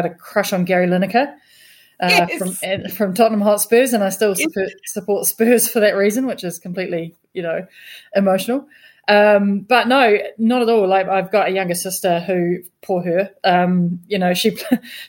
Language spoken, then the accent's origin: English; Napier, Hawke's Bay, New Zealand; moved away; So I grew up in Napier